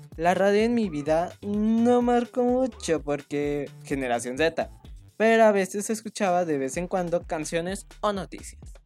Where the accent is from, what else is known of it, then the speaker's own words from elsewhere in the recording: Michoacán, Mexico; now in Zapopan, Mexico; yo soy originaria de Michoacán y en estos momentos vivo en Zapopan, o mejor dicho en Guadalajara